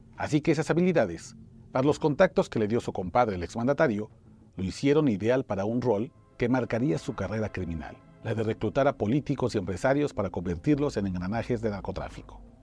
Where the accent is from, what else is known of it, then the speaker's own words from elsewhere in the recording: Mexico; soy periodista mexicano